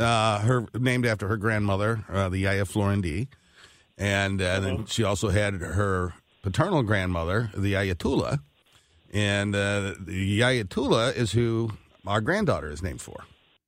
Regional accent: the Ozarks, United States; my family, you know, we're from the Ozarks.

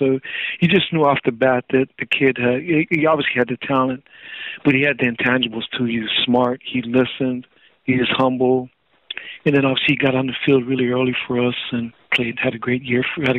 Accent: Hawaii, United States; just growing up on the North Shore, there's not much else to do but to play sports.

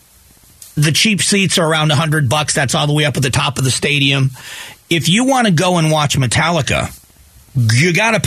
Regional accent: South Florida, United States; now in Arizona, United States; Growing up in South Florida like I did

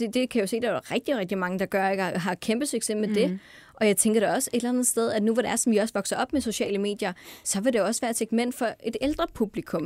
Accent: North Jutland, North Denmark Region, Denmark; jeg er fra Nordjylland af

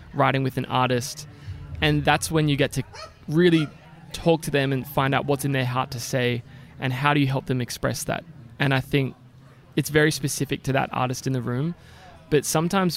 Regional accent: Australia; moved away as an adult; now in United States; I'm from Australia. I hope you can still tell with my accent.

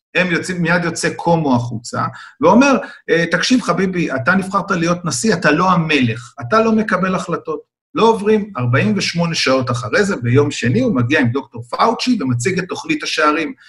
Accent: Israel; אני ישראלי

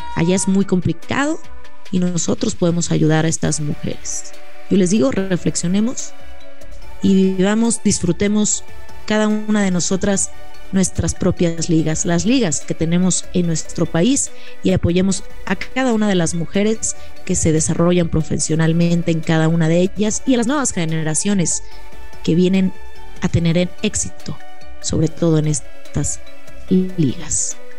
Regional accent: Mexico; nuestras mujeres mexicanas

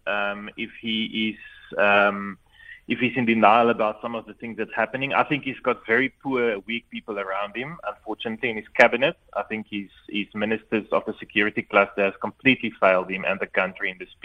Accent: South Africa; as a South African citizen

